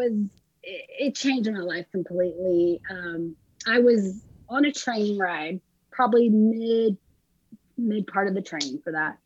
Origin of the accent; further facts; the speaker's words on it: Franklin, Texas, United States; moved away as an adult; also born or lived in San Antonio, Texas; I was born and raised in Texas, lived there till I was 26.